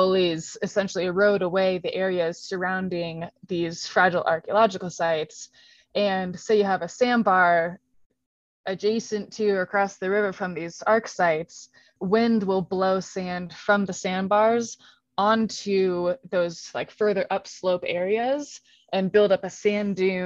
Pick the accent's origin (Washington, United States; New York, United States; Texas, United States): Washington, United States; outside Seattle; moved away as an adult; also born or lived in Walla Walla, Washington; now in Flagstaff, United States; I grew up outside Seattle